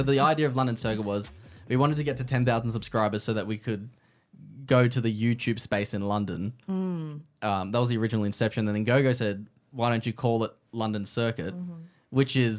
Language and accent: English; Canberra, Australian Capital Territory, Australia; I was from Canberra